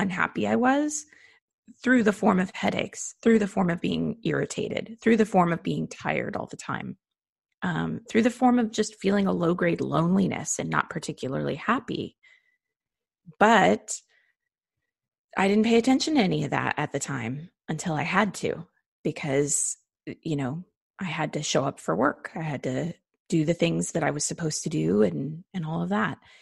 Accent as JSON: {"language": "English", "country": "United States", "said": "being an American"}